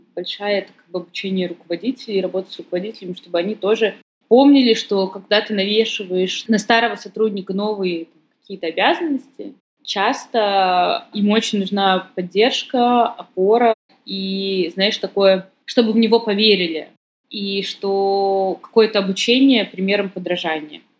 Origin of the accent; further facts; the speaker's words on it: Saint Petersburg, Russia; Я сама из Петербурга